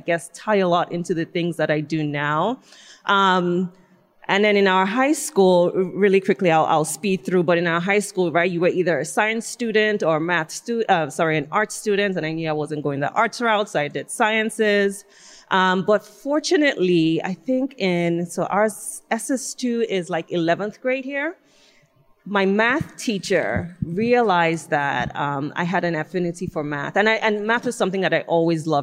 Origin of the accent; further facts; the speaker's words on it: Nigeria; moved away as an adult; now in United States; I'm from Nigeria, she sent me here to college.